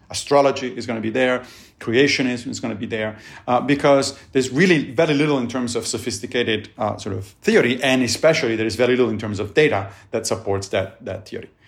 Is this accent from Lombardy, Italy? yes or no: no; Rome, Lazio, Italy; moved away; I grew up in Italy and in, in Rome